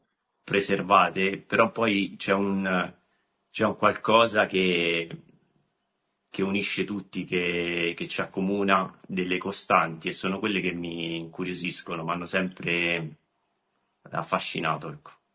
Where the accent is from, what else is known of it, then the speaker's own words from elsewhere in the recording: Rome, Lazio, Italy; Sono nato, sono nato a Roma